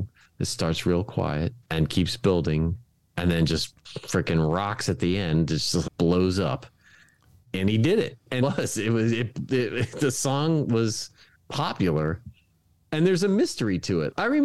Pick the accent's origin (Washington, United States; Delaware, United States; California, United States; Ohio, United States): Delaware, United States; Dover; I grew up in Dover, Delaware